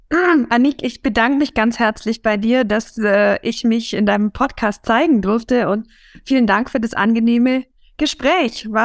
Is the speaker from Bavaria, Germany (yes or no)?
yes; Bavaria, Germany; Wir sind ja beide aus Bayern. Ja, ich würde sagen, ich spreche nicht ganz so bayerisch